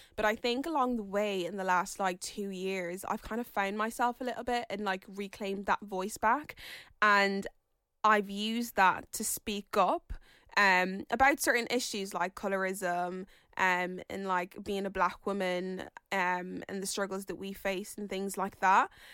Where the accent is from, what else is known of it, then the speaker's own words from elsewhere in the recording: Ireland; my mom and dad came from Nigeria and moved to Ireland